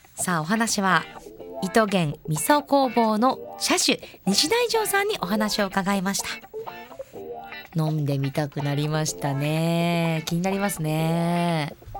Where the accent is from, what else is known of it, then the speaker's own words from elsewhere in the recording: Asahikawa, Hokkaido, Japan; 私北海道旭川市出身旭川観光大使